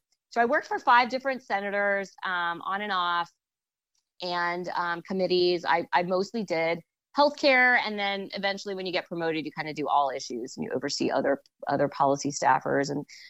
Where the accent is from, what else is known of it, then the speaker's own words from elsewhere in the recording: Washington, District of Columbia, United States; growing up in Washington, I always sort of had an aversion to government, even though everyone else was worked in government